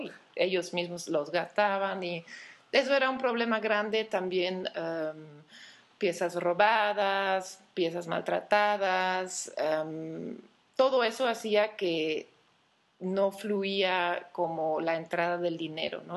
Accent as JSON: {"language": "Spanish", "country": "Belgium", "tie": "born or raised there", "also_born_or_lived": "Antwerp / Barcelona", "moved": "as an adult", "lives_now": "Mexico", "said": "nací en Bélgica, pero llevo casi 10 años viviendo en México."}